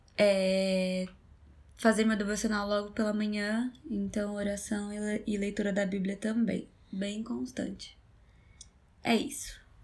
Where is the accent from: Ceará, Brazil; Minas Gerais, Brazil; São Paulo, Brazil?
São Paulo, Brazil